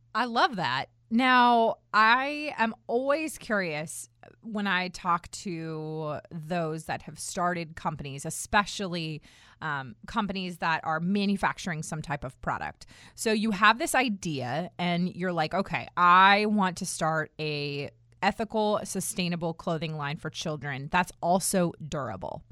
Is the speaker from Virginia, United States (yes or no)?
yes; Herndon, Virginia, United States; moved away as an adult; I grew up in Herndon